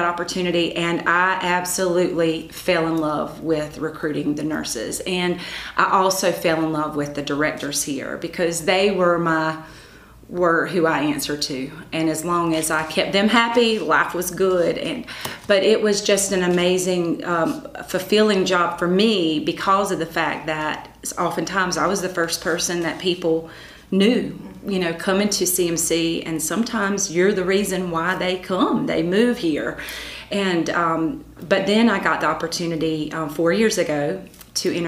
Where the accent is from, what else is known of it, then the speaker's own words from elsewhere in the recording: Conway, United States; I got the opportunity to go to work for my hometown. So I worked at the Conway Chamber of Commerce.